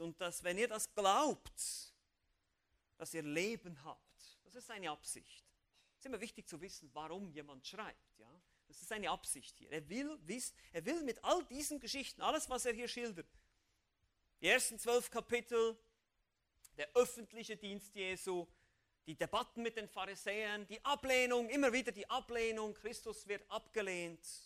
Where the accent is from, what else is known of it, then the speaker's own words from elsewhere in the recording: Switzerland; ich als Schweizer